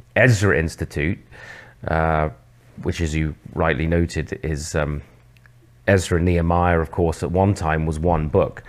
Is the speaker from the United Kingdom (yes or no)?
yes; England, United Kingdom; moved away as an adult; also born or lived in Oxford / Southwest London; now in Canada; I'm actually from England originally